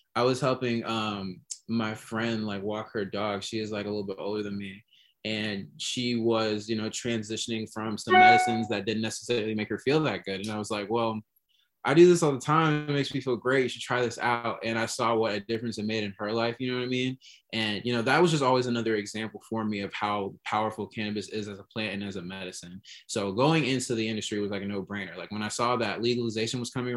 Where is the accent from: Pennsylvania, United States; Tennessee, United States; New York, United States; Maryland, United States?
New York, United States; Rochester; moved away as an adult; now in Chicago, United States; I'm from Rochester, New York. And I moved out here in 2013 to go to college